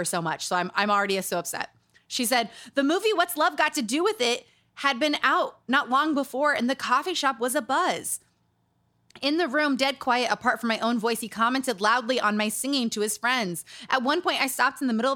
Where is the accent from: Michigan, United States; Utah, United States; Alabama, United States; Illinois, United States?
Utah, United States; Growing up in Utah. Growing up around cults